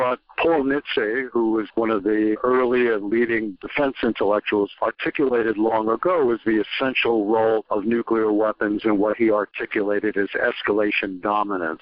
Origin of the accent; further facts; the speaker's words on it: New York City, New York, United States; I grew up in the Gun Hill Projects in the Bronx